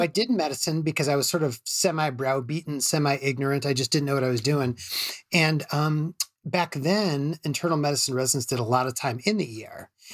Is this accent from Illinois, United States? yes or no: yes; Chicago, Illinois, United States; at University of Chicago, where I'm from Chicago.